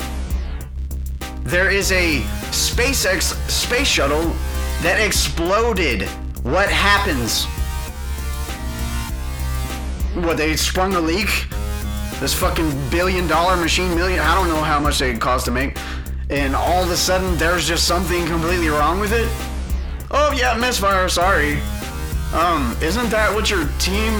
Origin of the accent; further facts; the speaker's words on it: Houston, Texas, United States; I grew up in Houston